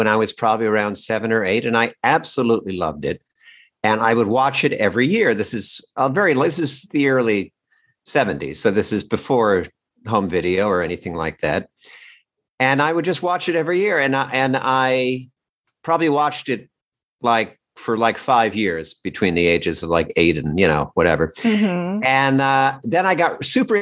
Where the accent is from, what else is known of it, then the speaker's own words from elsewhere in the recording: Red Bank, New Jersey, United States; also born or lived in New York; now in Los Angeles, United States; I grew up in New Jersey